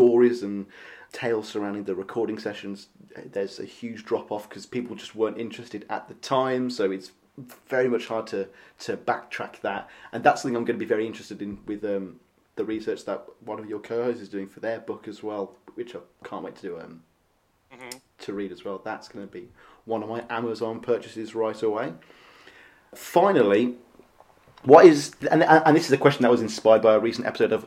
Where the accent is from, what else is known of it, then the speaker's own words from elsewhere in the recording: United Kingdom; as a Brit